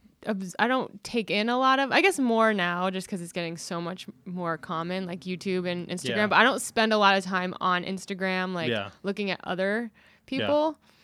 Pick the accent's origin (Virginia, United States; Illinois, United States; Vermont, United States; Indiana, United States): Vermont, United States; Wilmington; So I grew up in Southern Vermont in Wilmington at Mount Snow. I sort of liken my childhood to like, I was like a ski industry brat, which is like an army brat.